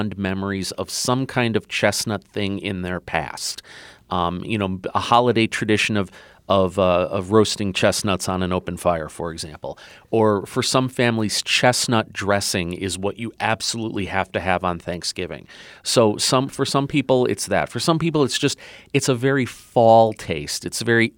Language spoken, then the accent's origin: English; Chicago, Illinois, United States; My childhood memory is growing up in Chicago